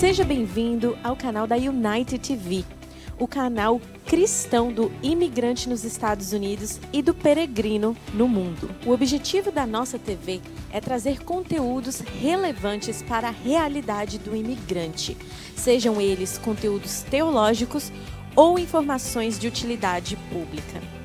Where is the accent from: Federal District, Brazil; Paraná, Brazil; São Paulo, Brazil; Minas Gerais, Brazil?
Federal District, Brazil; Brasília; Eu sou de Brasília